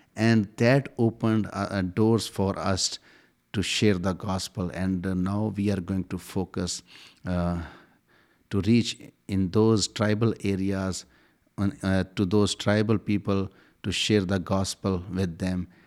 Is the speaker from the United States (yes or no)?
no; Pakistan; I'm from Pakistan.